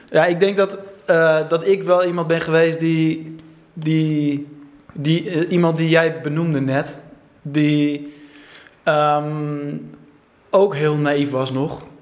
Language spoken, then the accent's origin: Dutch; Alkmaar, North Holland, Netherlands; En die, die komen oorspronkelijk uit Alkmaar. Daar ben ik dan ook geboren.